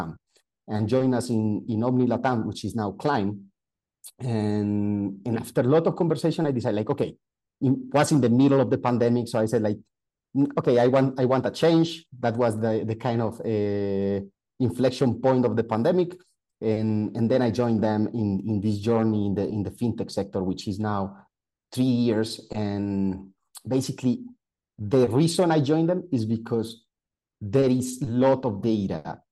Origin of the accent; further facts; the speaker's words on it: Colombia; moved away as an adult; also born or lived in Italy / Netherlands / Belgium; Then I moved to my hometown, to work for an oil and gas company. So we were creating the full digital transformation of that oil and gas company, which is the largest one in Colombia.